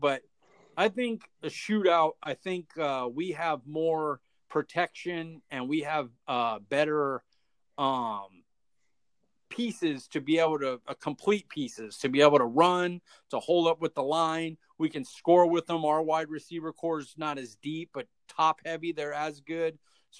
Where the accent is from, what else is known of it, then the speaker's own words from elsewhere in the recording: Fresno, California, United States; I'm Fresno State. I'm from Fresno.